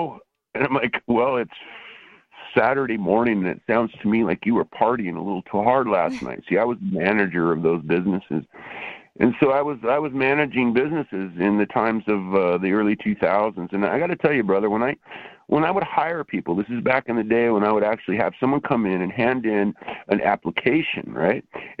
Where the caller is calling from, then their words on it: Portland, Oregon, United States; I'm calling from Portland, Oregon.